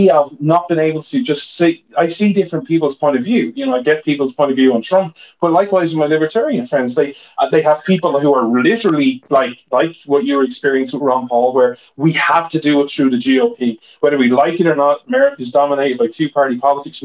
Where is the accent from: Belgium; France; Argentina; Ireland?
Ireland; now in United States; I'm Irish